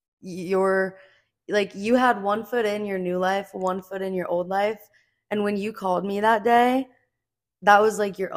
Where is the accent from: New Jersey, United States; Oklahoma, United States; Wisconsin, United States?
New Jersey, United States; We're both from Jersey.